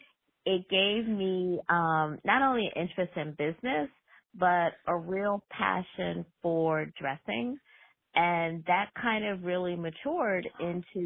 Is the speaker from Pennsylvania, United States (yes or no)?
yes; Philadelphia, Pennsylvania, United States; moved away; I'm originally from Philly